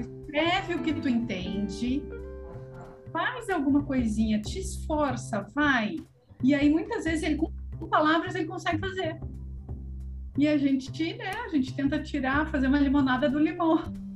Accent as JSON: {"language": "Portuguese", "town": "Pelotas", "region": "Rio Grande do Sul", "country": "Brazil", "moved": "yes", "said": "Eu moro, eu sou de Pelotas, Rio Grande do Sul"}